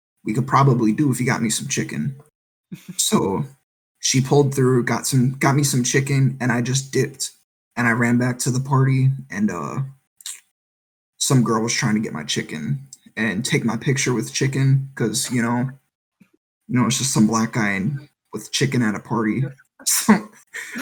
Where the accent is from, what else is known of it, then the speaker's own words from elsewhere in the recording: Wisconsin, United States; moved away as an adult; also born or lived in Las Cruces, New Mexico; now in Virginia Beach, United States; I'm originally from Wisconsin, but I spent 4 years in Las Cruces, New Mexico.